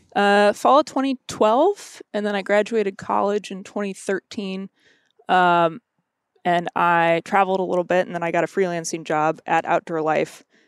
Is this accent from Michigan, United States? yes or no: no; Missouri, United States; also born or lived in Kentucky; I grew up in Missouri. Um, my family's all originally from Kentucky.